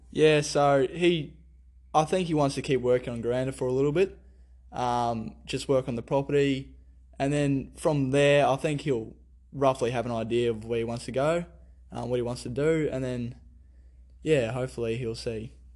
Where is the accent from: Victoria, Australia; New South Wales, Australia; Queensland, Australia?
Queensland, Australia; Theodore; also born or lived in France; I was born in Theodore